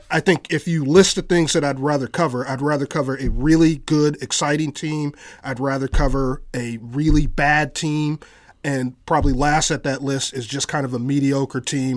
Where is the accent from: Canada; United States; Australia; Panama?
United States; Bay Area, California; moved away; I'm originally from California, from the Bay Area